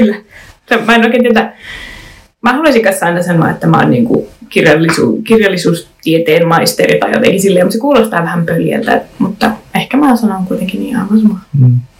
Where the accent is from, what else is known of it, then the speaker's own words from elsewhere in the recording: Raahe, North Ostrobothnia, Finland; moved away; olen nuoruuteni asunut Raahessa